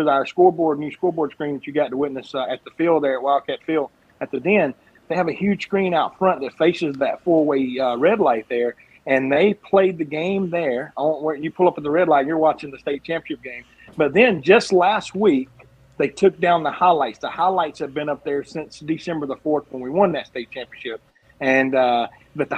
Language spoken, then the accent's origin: English; Manchester, Georgia, United States; also born or lived in Meriwether County, Georgia; I grew up about 10 miles south of Woodbury in Manchester